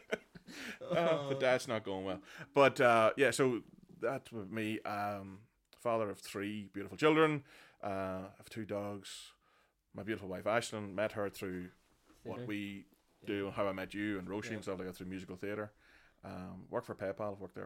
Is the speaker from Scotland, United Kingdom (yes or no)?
no; Bessbrook, Northern Ireland, United Kingdom; I'm sort of a peripheral from Camla and Bessbrook.